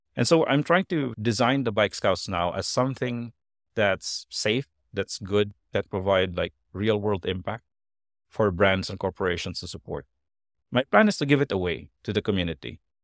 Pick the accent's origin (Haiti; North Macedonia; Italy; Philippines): Philippines; I, I was born and, and I grew up in the provinces, but, uh, I, I learned English from a very young age